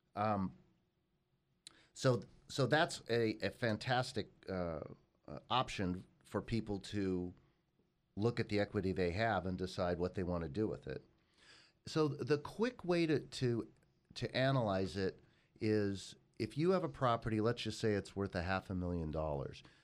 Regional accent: Los Angeles, California, United States; that is where I grew up

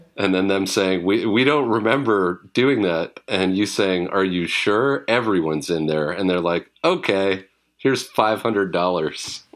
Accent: British Columbia, Canada; I grew up in British Columbia

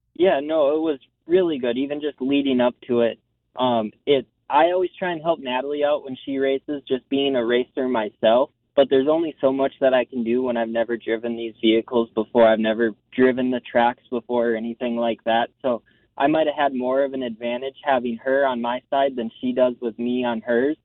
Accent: Minnesota, United States; now in North Carolina, United States; I grew up racing in the Midwest. Uh, I'm from Minnesota myself, so I cut my teeth at Elko Speedway from quarter midgets up to the big tracks

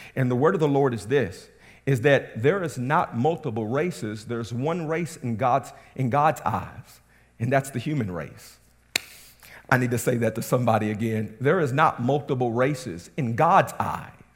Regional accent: Southern West Virginia, United States; I come from Southern West Virginia. That's where I grew up

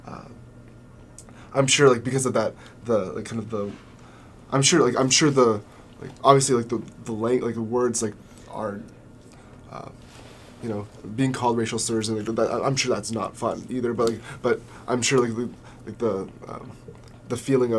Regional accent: Southern California, United States; growing up in Southern California

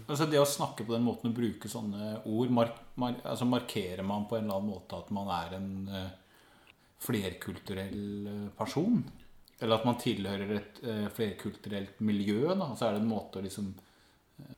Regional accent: Skien, Telemark, Norway; now in Oslo, Norway; Jeg er jo en bygdegutt fra Skien som har forvilla meg inn i Oslo.

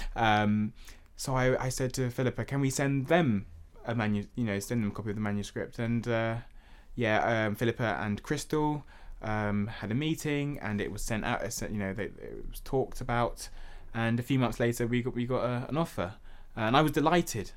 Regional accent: London, United Kingdom; growing up in Hackney

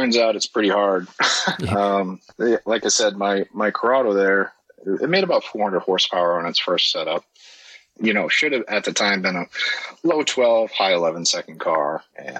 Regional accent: Maine, United States; moved away as an adult; also born or lived in Maryland; where I grew up here in Maine

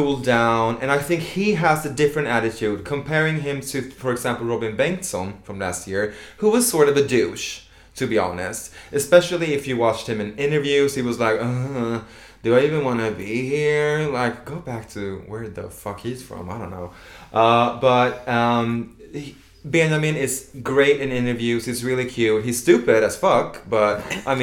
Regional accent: Sweden; I'm from Sweden.

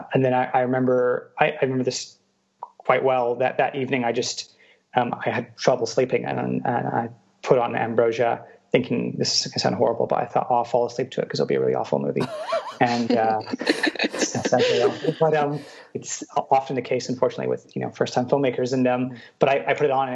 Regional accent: Canada; growing up in Canada, in a very small kind of city in Canada

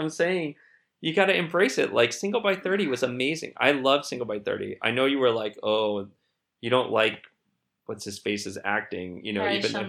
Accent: United States; I grew up here. I was an English major in college.

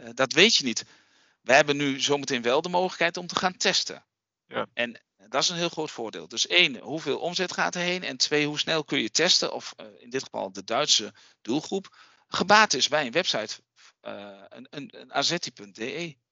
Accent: Raalte, Overijssel, Netherlands; accent: eastern Dutch; wij zitten hier in Raalte, dat is het oosten van Nederland. Heb je misschien wel gehoord aan mijn accent, een beetje.

